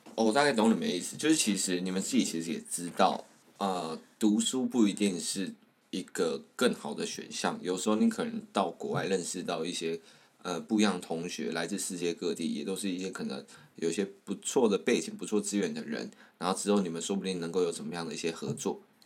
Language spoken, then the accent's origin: Chinese; Tainan, Taiwan; accent: Taiwanese-accented Mandarin; 我本身呢是在台湾的台南